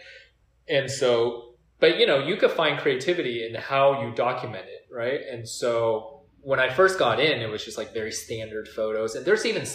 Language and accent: English; Cerritos, California, United States; where I grew up in Cyprus